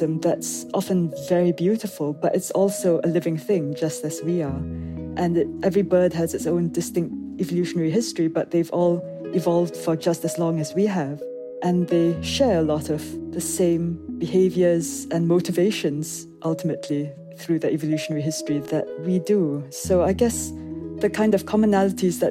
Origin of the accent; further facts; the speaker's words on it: Singapore; my accent always puzzles people, so I'll start there. I come from Singapore. I grew up in a very urban environment